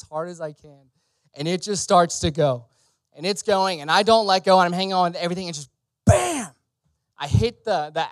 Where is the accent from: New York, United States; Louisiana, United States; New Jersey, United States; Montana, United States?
Louisiana, United States; I grew up in Louisiana